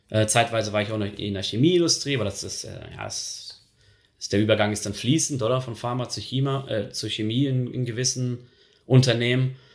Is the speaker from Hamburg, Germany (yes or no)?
no; Dortmund, North Rhine-Westphalia, Germany; now in Switzerland; Und äh, ich komme halt aus dem Ruhrgebiet, aus der Nähe von Dortmund.